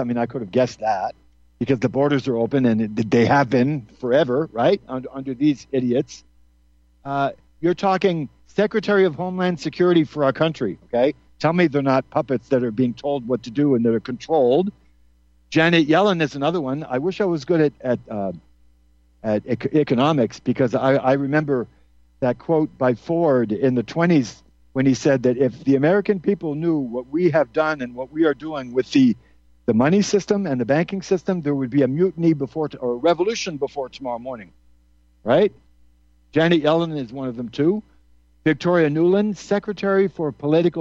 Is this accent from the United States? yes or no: no; Geneva, Switzerland; moved away; I grew up there from 68 to about 73 or 74, my formative years.